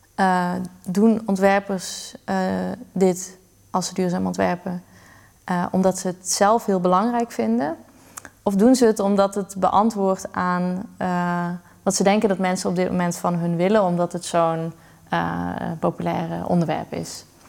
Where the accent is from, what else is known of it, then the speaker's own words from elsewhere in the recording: Limburg, Netherlands; moved away as an adult; also born or lived in Utrecht; het is mijn geboorteplaats. Ik denk dat dat het gewoon anders maakt. Het is de plek waar, die ik ken sinds ik klein ben